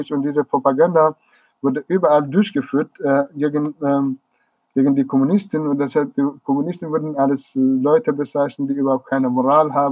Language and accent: German; Marivan, Kurdistan, Iran; German is a second language; die Reproduktion des Lebens und des Alltags in, in Kurdistan, besonders in Senandaj, in Marivan, in meiner Heimatstadt und auch in anderen kleinen Städten, kurdischen Gebieten.